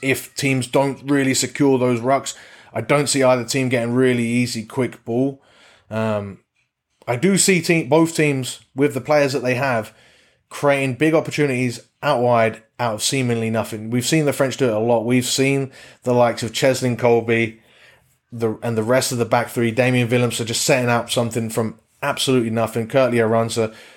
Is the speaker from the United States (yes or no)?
no; England, United Kingdom; as an Englishman